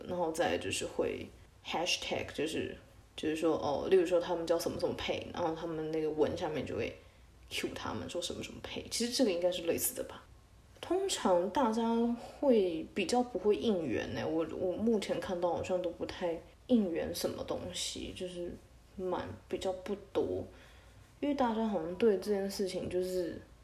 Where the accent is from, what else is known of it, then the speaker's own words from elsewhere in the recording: Taiwan; moved away as an adult; also born or lived in Shanghai; now in United Kingdom; 我是一个台湾人，大概四年前的时候我在上海交换过，然后我现在在英国念书这样子